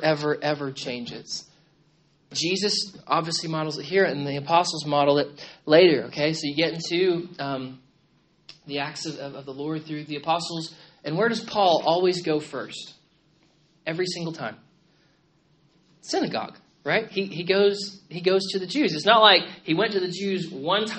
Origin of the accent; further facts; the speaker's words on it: United States; as an American